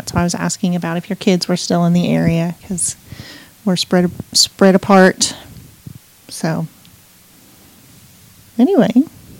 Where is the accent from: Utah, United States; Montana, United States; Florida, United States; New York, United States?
Montana, United States; now in Texas, United States; and I've been here for 5 years now. I can't believe it's been 5 years. And I grew up in Montana.